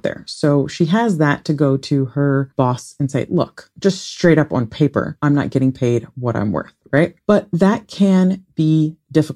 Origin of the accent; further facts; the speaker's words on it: Ohio, United States; I grew up in Ohio